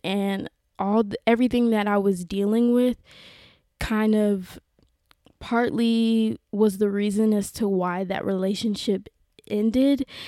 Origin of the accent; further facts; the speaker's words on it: South Carolina, United States; moved away as an adult; now in West Hollywood, Los Angeles, United States; growing up in South Carolina, if you know that it, it is a very conservative, very traditional place